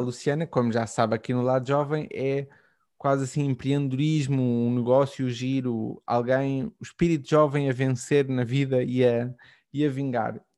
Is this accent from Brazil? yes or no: no; Portugal; como português